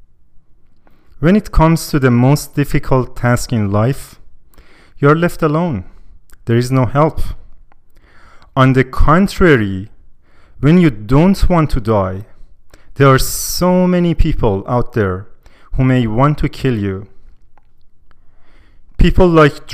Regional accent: Iran; now in Canada; I'm from Iran, and when I tell people I'm from Iran

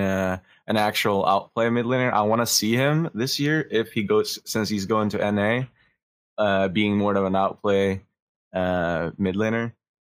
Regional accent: Sweden; I'm from Sweden

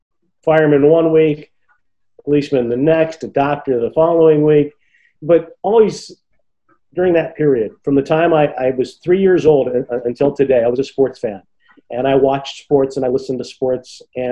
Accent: Auburn, New York, United States; moved away as an adult; also born or lived in Dayton, Ohio; my hometown in the middle of New York State, in the Finger Lakes region of New York State. It's in a place called Auburn, New York.

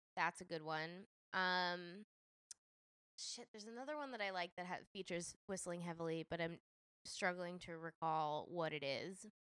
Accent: Nashville, Tennessee, United States; moved away; I grew up in Nashville

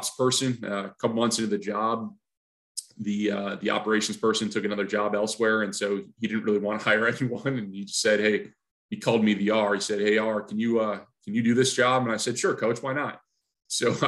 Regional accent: Syracuse, New York, United States; moved away as an adult; now in Illinois, United States; I grew up in Syracuse, New York

